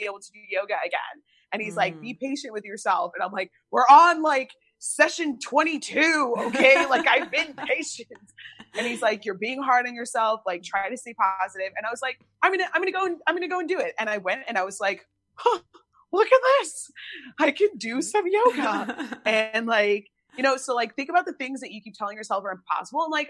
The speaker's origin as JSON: {"language": "English", "country": "United States", "also_born_or_lived": "Chicago", "said": "being an American"}